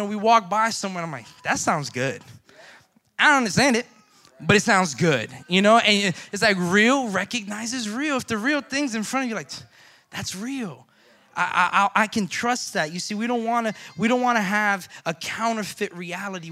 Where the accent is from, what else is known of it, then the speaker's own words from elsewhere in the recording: Florida, United States; I'm from Florida